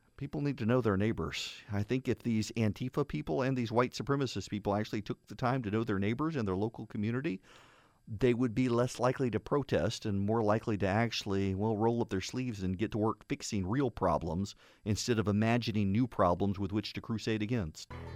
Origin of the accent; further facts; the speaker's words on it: the South, United States; being from the South